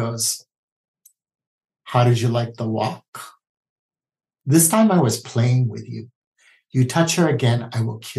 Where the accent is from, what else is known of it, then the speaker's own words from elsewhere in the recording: Honolulu, Hawaii, United States; I was born and raised in Honolulu, Hawaii.